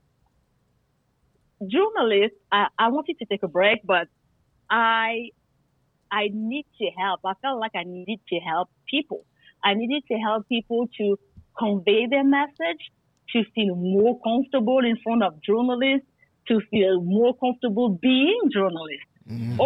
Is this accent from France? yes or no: yes; France; also born or lived in Guadeloupe; I'm from the Caribbean. I was very happy to say, where is my island, Guadeloupe? But I was born in France